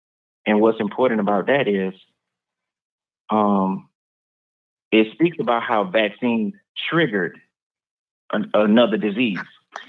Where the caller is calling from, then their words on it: Orlando, Florida, United States; I'm calling from Orlando, Florida.